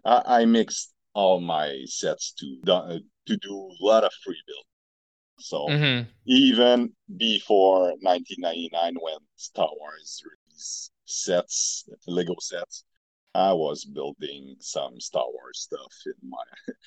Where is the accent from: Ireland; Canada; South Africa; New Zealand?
Canada; Montreal, Quebec; I'm from Montreal, Quebec, Canada.